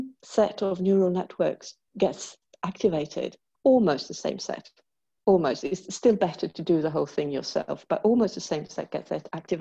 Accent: Sweden; also born or lived in England; I'm from Sweden.

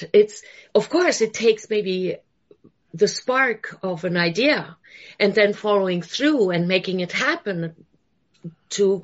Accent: Germany; moved away; I'm originally from Germany

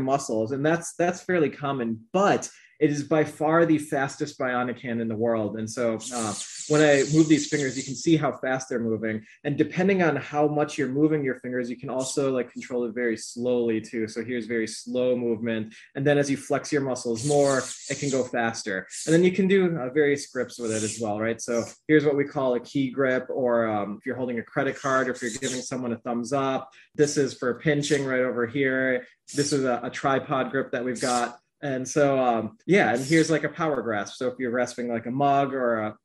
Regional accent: Chicago suburbs, Illinois, United States; my parents are originally from Pakistan, and I was born in the Chicago suburbs along with me and my brothers.

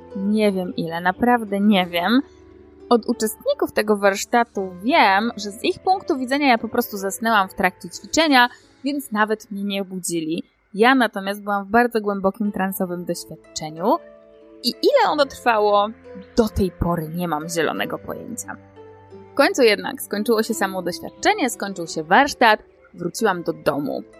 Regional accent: Poland; urodziłam się i wychowałam w Polsce

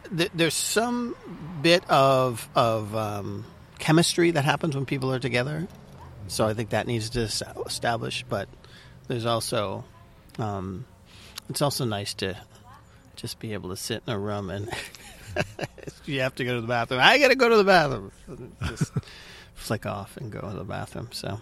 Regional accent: Malden, Massachusetts, United States; moved away as an adult; also born or lived in San Francisco; I grew up in Malden, Massachusetts

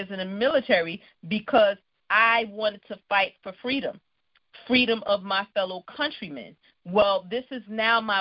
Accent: New York City, New York, United States; I grew up in Brooklyn, New York

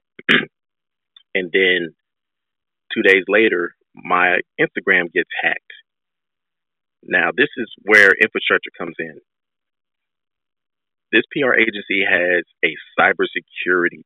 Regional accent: Nigeria; I'm Nigerian

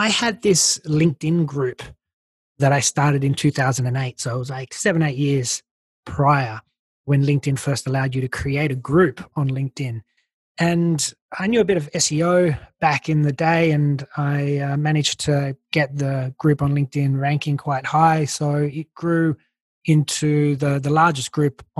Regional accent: Australia; accent: Aussie; moved away; you can probably tell I'm Australian. I still got my Aussie accent.

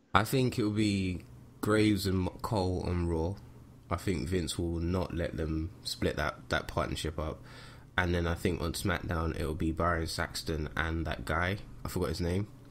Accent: United Kingdom; we are, we are British

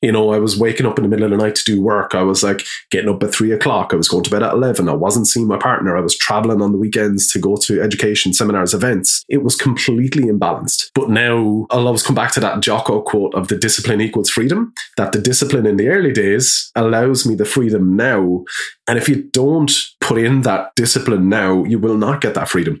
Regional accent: Wexford, Leinster, Ireland; moved away as an adult; also born or lived in Dublin; we're from Wexford

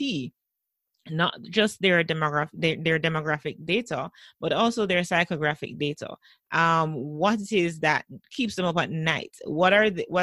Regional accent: Jamaica; one of our popular stations in Jamaica

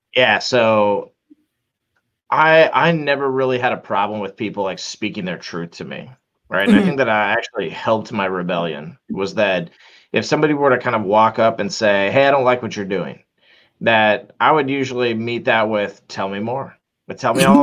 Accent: Orlando, Florida, United States; I'm from Orlando, Florida

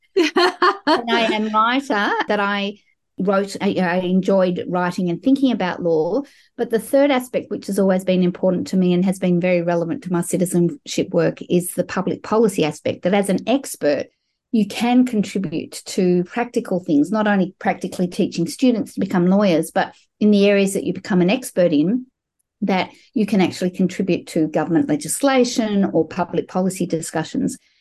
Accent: Melbourne, Victoria, Australia; I grew up in Melbourne, Australia, as a sixth generation Australian Jewish person

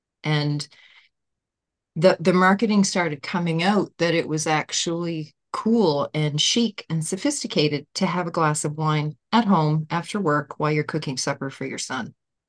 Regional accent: Nova Scotia, Canada; from Nova Scotia, Canada.

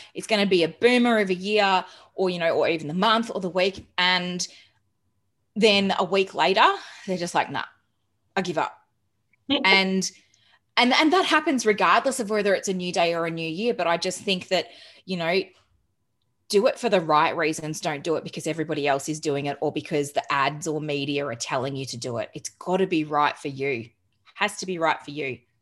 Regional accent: Geelong, Victoria, Australia; also born or lived in England; now in Melbourne, Australia; I moved to Melbourne because I'm originally from Geelong

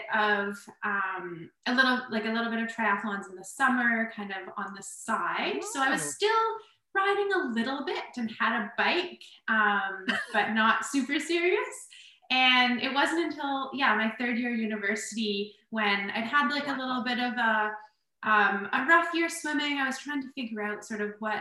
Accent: Kingston, Ontario, Canada; Kingston, my hometown

